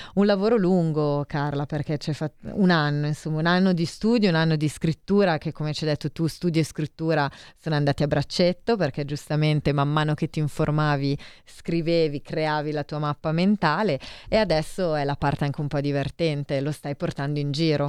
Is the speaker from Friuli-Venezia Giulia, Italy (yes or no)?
no; Milan, Lombardy, Italy; io sono nata a Milano